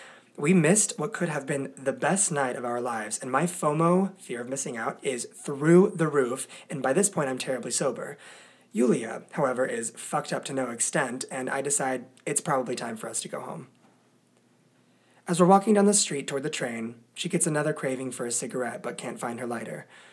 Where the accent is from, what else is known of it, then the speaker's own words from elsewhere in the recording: United States; I talk about the fact that I'm from America, which the boys both love.